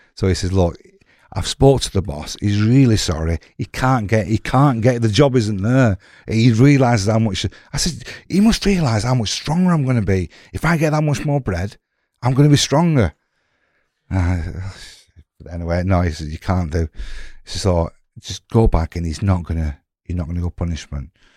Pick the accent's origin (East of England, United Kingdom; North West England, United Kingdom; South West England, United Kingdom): North West England, United Kingdom; Blackburn